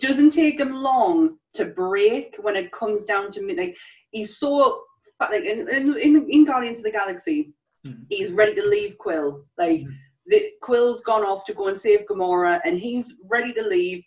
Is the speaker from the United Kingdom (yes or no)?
yes; England, United Kingdom; as English people